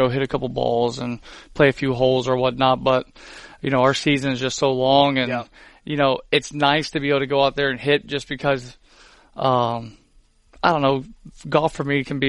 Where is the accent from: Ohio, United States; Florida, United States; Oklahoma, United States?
Florida, United States; Pensacola; I grew up in Pensacola.